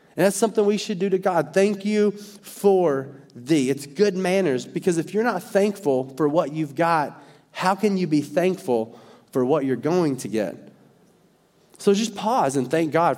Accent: Arkansas, United States; I'm from Arkansas

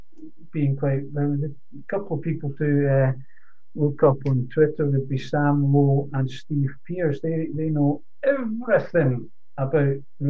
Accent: Scotland, United Kingdom; now in Netherlands; no, I'm Scottish

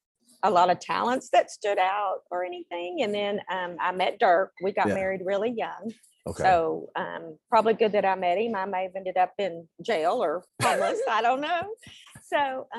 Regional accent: Salado, Texas, United States; also born or lived in Panama / South Carolina / Kansas; I've been here since I was little, grew up in Salado

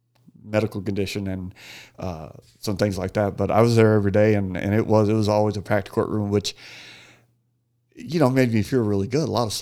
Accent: Phoenix, Arizona, United States; Phoenician, 48 years old now, and can't believe I'm getting ready to go through another summer here.

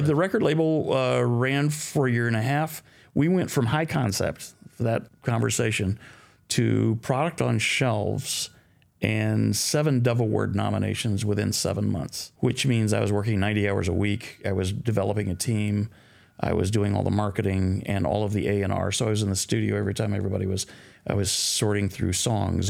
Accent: Midwest, United States; also born or lived in Sacramento, California; now in Nashville, United States; I was raised in the Midwest

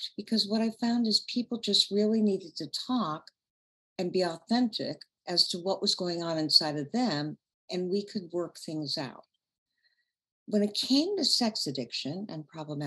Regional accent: Chicago, Illinois, United States; also born or lived in Central Indiana; now in Indianapolis, United States; I'm from Chicago originally

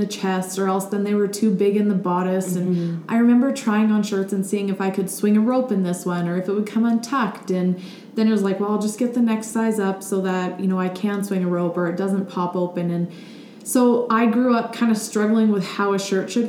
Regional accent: Millarville, Alberta, Canada; also born or lived in Texas / Calgary; I grew up in Millerville, Alberta

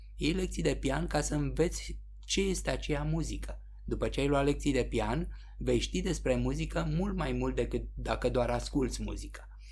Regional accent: Romania; suntem români

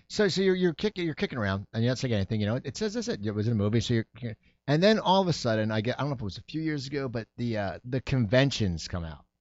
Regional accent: Sayreville, New Jersey, United States; moved away as an adult; also born or lived in San Diego; now in Los Angeles, United States; I grew up in New Jersey

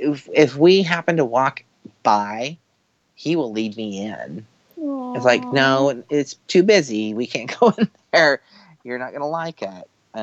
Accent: New York, United States; I'm a New Yorker.

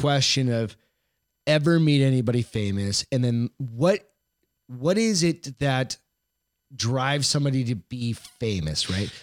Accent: Maine, United States; I was born there

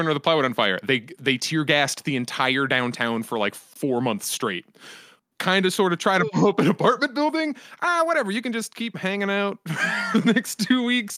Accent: United States; as an American

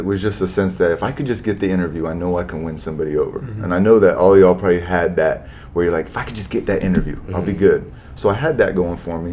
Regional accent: Tampa, Florida, United States; also born or lived in Arizona; now in Lakewood Ranch, United States; I'm far enough from Tampa, which is home

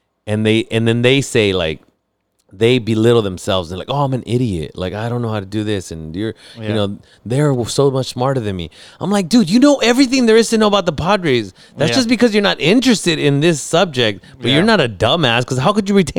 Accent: Mexico; I'm Mexican, fool.

